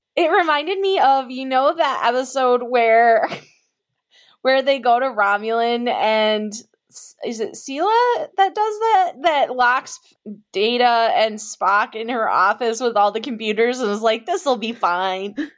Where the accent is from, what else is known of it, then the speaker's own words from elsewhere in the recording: Michigan, United States; I'm from Michigan